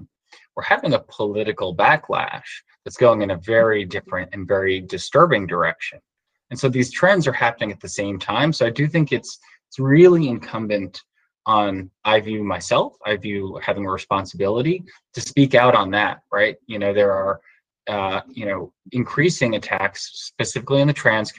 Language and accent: English; New York, United States; I grew up in New York